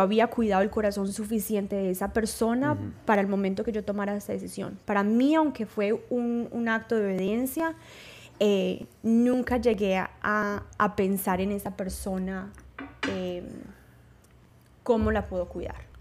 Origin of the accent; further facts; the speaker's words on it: Paisa, Antioquia, Colombia; Primero que yo también soy paisa, no tan paisa, pero también soy paisa